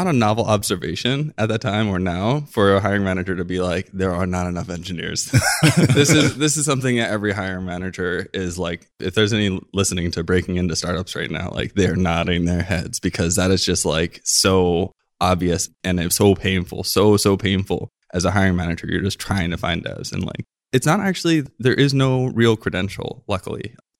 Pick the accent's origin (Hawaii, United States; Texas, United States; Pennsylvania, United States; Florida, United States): Hawaii, United States; I grew up in Hawaii